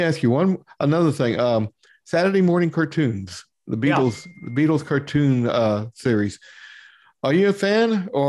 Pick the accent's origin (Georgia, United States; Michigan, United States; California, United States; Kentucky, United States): Kentucky, United States; Louisville; I grew up in Louisville, Kentucky.